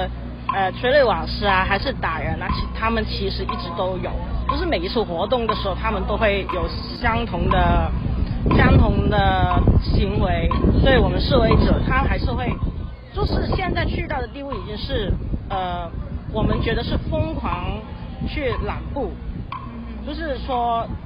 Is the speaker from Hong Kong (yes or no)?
yes; Hong Kong; 可是我们香港人现在就是在这五五年之间，我们之前雨伞运动之后，就是已经发生了很多事情